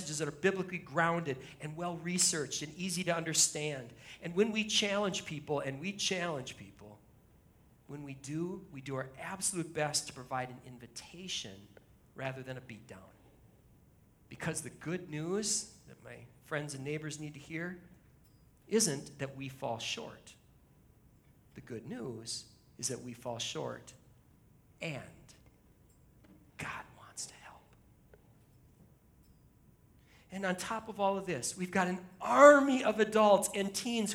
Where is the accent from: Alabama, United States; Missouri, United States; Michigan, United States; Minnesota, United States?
Minnesota, United States; Shoreview; this is my hometown. I live a mile and a half from here